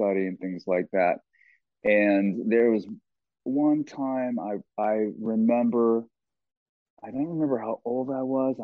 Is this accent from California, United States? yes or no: yes; Los Angeles, California, United States; we grew up in Los Angeles